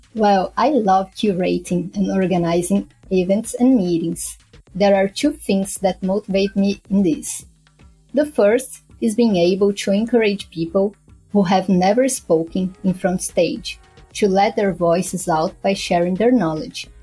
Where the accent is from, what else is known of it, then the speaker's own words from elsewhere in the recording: São Paulo, Brazil; moved away as an adult; also born or lived in Recife, Pernambuco; I have moved back to São Paulo, my hometown